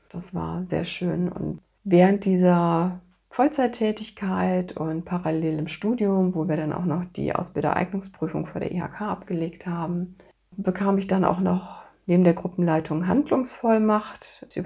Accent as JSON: {"language": "German", "town": "Cologne", "region": "North Rhine-Westphalia", "country": "Germany", "tie": "born or raised there", "said": "Da ich aber gebürtige Kölnerin bin und typische Rheinländerin bin ich, habe den"}